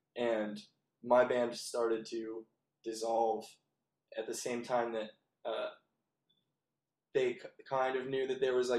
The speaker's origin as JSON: {"language": "English", "town": "Valparaiso", "region": "Indiana", "country": "United States", "tie": "born or raised there", "also_born_or_lived": "Grand Rapids, Michigan", "moved": "as an adult", "said": "I was born and raised in Valparaiso, Indiana, which is like northwest. It's about an hour east of Chicago."}